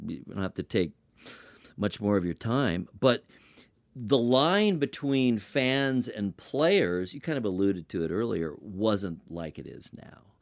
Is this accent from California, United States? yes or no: yes; Los Angeles, California, United States; moved away; I'm from Los Angeles originally